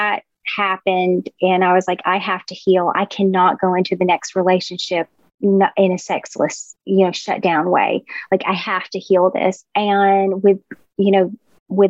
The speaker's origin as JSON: {"language": "English", "region": "the South", "country": "United States", "tie": "born or raised there", "said": "I grew up in the South"}